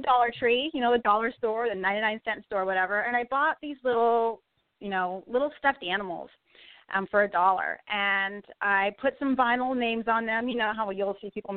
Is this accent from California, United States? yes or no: yes; Southern California, United States; I'm originally from Southern California.